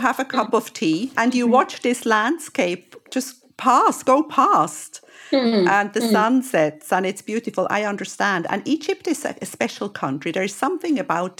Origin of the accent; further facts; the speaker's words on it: Switzerland; I am originally from Switzerland